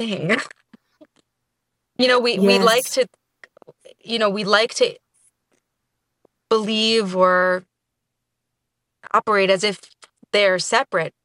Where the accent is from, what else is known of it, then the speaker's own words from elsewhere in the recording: New York City, New York, United States; I was born and raised in New York